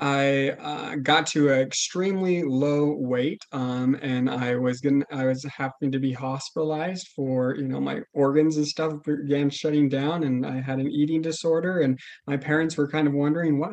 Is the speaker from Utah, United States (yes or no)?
yes; Logan, Utah, United States; also born or lived in Colorado; I grew up in Logan, Utah. I pretty much lived in Utah most of my life.